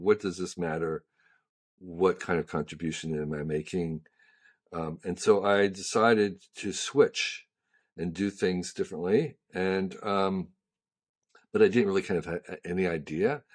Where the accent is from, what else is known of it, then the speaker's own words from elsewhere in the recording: Westfield, New Jersey, United States; now in San Francisco, United States; I grew up in New Jersey